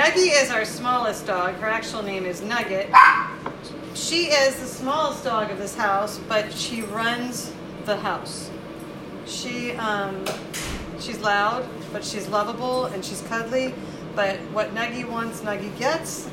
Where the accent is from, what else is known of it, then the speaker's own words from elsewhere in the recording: Miami, Florida, United States; growing up in Miami and being born in the Keys